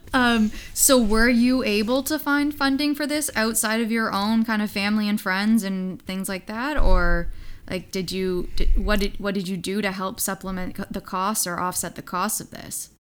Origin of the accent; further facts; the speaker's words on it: Hamilton, Ontario, Canada; my hometown of Hamilton, Ontario